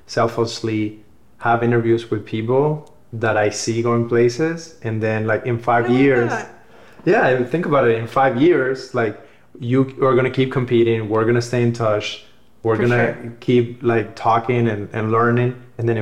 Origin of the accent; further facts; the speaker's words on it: Cuba; now in United States; growing up in Cuba